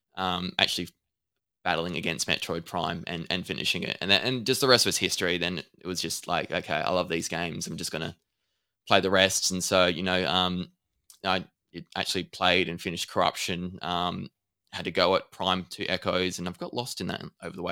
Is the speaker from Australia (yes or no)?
yes; Adelaide, South Australia, Australia; I'm from Adelaide, so I'm not too far away from you.